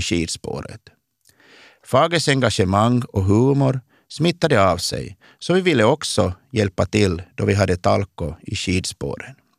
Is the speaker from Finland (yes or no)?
yes; Kristinestad, Ostrobothnia, Finland; moved away as an adult; also born or lived in Vaasa, Finland / Oslo, Norway; now in Stockholm, Sweden; I gemenskapen i byn Påskmark, där jag växte upp